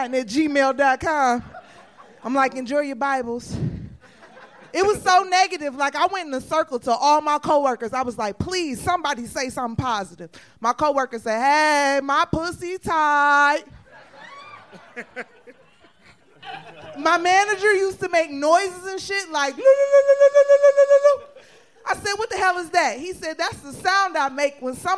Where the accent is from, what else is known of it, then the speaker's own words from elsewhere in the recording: Detroit, Michigan, United States; moved away as an adult; now in Austin, United States; I'm actually from Detroit